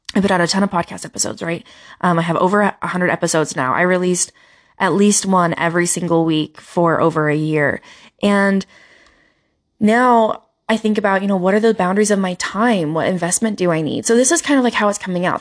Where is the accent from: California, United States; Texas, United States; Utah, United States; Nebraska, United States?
Utah, United States; I'm from Utah